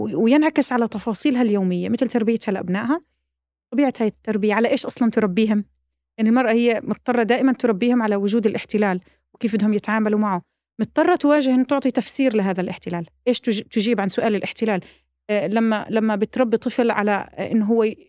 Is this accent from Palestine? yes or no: yes; Palestine; احنا كفلسطينيين